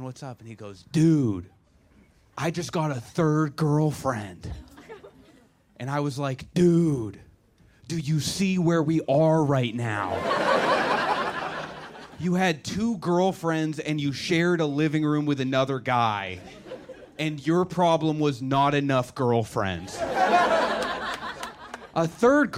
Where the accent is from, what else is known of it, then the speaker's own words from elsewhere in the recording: Buzzards Bay, Massachusetts, United States; moved away as an adult; I am from Buzzards Bay, Massachusetts